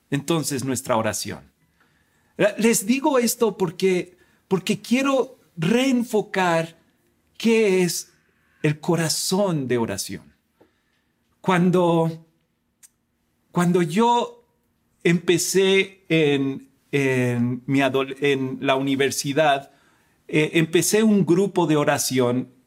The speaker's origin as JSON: {"language": "Spanish", "country": "Spain", "tie": "born or raised there", "also_born_or_lived": "United States", "said": "Yo nací en Estados Unidos, pero me crié en España. Y, en, España es un país católico como México."}